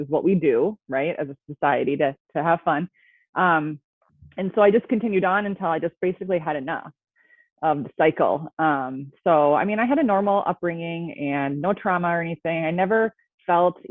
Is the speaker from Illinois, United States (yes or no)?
no; Minnesota, United States; I am from Minnesota. I grew up here. So I've always lived in Minnesota, so you'll probably hear that a little bit